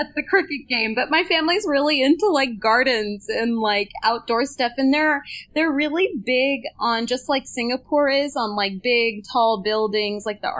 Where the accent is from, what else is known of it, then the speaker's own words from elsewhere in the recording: United States; I grew up in the United States.